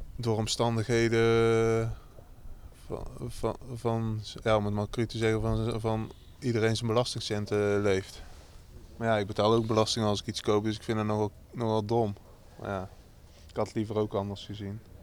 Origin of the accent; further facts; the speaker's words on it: North Brabant, Netherlands; accent: Brabantse tongval; also born or lived in Rotterdam; now in Groede, Netherlands; ik heb daar 17 jaar uh, ben ik daar opgegroeid en mijn familie woont er nog